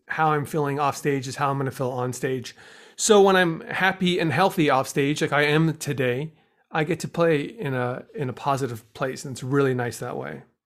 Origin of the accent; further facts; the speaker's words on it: Los Angeles, California, United States; also born or lived in Chicago; I'm from Los Angeles